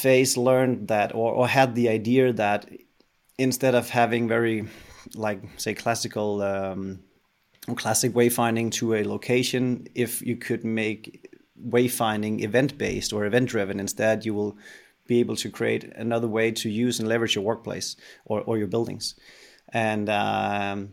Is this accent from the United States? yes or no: no; Denmark; I'm a Dane. I'm from Denmark.